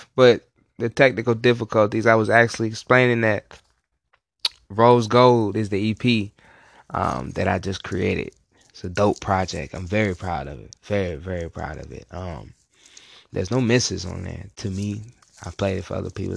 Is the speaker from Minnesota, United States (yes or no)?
no; Virginia, United States; now in Hinesville, United States; I'm from Virginia. I've been out in the Hinesville area for a little minute